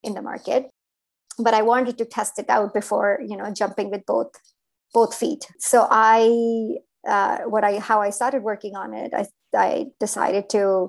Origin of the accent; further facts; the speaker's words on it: India; moved away; I grew up in India